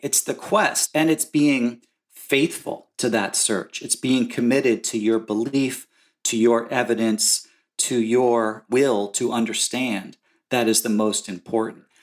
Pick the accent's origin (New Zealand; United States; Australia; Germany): United States; New Jersey; I grew up in New Jersey, in suburban slash rural New Jersey in the nineteen seventies.